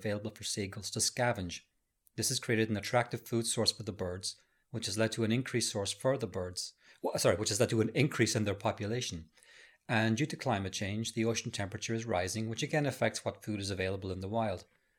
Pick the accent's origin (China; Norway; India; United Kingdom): Norway; I'm from Norway, and I am now living far up north in the country.